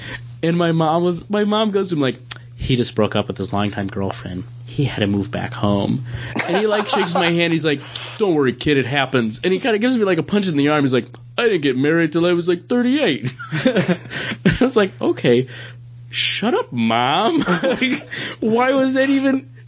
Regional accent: Buffalo, New York, United States; We're from Buffalo.

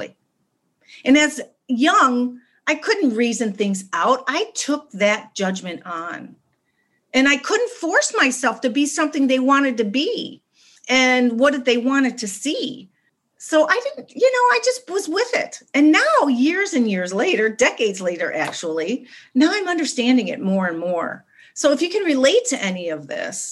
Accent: Chicago, Illinois, United States; also born or lived in West Los Angeles; now in Los Angeles, United States; I'm from Chicago and I live in West Los Angeles now.

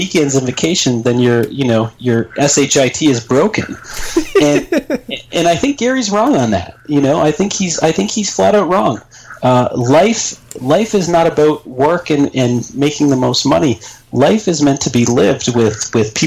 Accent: Canada; I'm Canadian

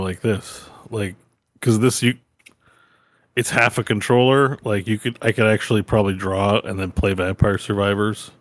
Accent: Canada

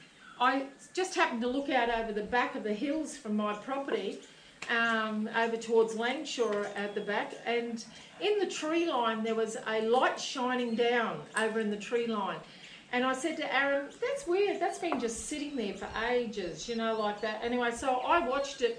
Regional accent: Gympie, Queensland, Australia; I'm from Gympie Way. I lived out on a property outside Gympie

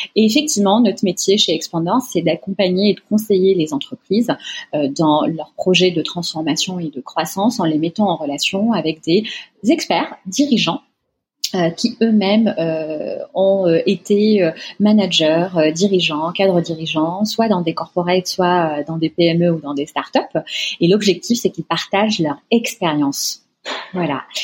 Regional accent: Tunisia; moved away as an adult; now in France; je suis née, j'ai grandi en Tunisie où j'ai fait une partie de mes études. Euh, ensuite, je suis venue en France pour poursuivre mes études

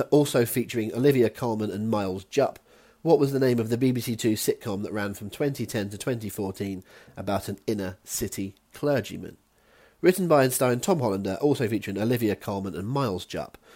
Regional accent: West Country, South West England, United Kingdom; accent: West Country; my West Country accent

